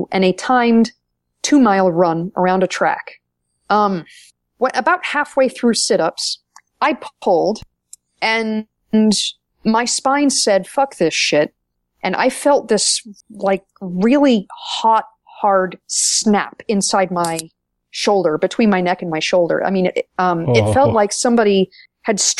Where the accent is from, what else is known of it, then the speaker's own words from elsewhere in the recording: Maine, United States; a fellow native New Englander